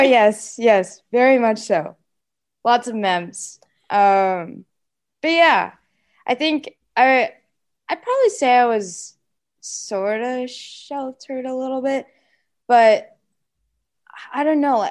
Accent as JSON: {"language": "English", "town": "Seattle", "region": "Washington", "country": "United States", "tie": "born or raised there", "said": "I grew up in Seattle, Washington."}